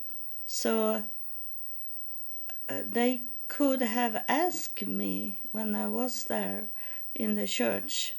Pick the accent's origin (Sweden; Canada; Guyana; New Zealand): Sweden; English is a second language; I was from Sweden, that I didn't live in United States